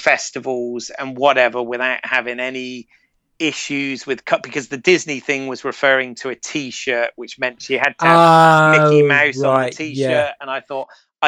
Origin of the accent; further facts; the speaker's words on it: United Kingdom; accent: British; moved away as an adult; also born or lived in Florida; I was, as a Brit, I was a little bit of a novelty to everyone, meaning, you know, everybody liked the accent